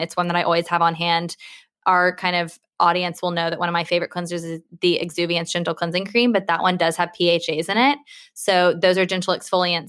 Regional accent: United States; now in United Kingdom; I'm American

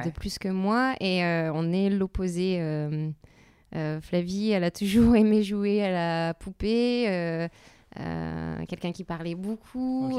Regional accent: the North, Hauts-de-France, France; je viens du Nord. Euh, voilà, une famille euh, ouvrière

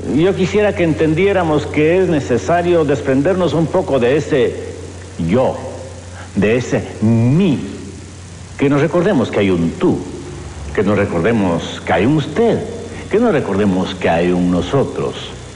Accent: Guatemala; como guatemaltecos entendamos de que no somos los únicos en el mundo, sino que somos una nación

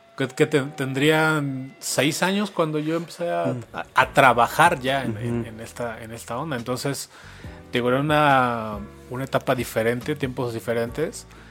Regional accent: Mexico City, Mexico; soy chilango, yo soy de aquí de la Ciudad de México. Siempre he vivido aquí

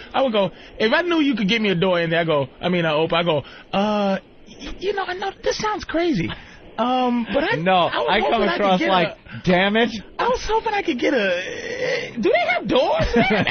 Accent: Boston, Massachusetts, United States; I grew up in Boston.

